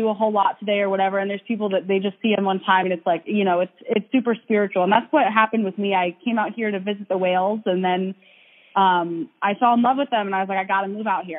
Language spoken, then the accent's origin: English; Ohio, United States; moved away; I also grew up in Ohio